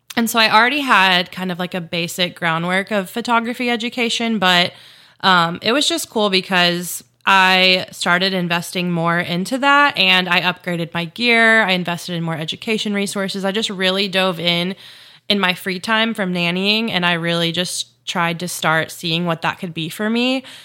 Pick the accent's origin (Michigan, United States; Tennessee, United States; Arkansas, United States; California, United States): Tennessee, United States; Chattanooga; moved away as an adult; also born or lived in Memphis, Tennessee; I grew up in Chattanooga, Tennessee, so that's where I'm from